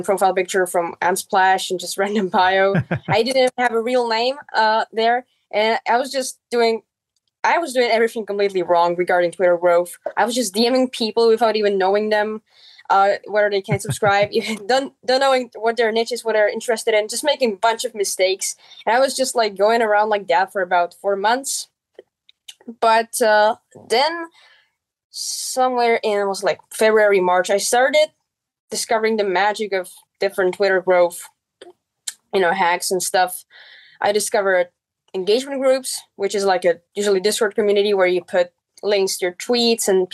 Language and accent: English; Czechia; first language Czech; English is a second language; I set up a blog in my mother tongue, which is Czech.